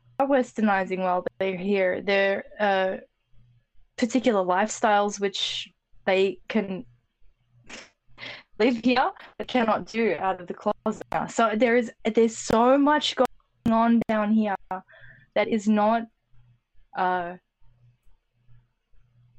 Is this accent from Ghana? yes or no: no; Australia; being an Australian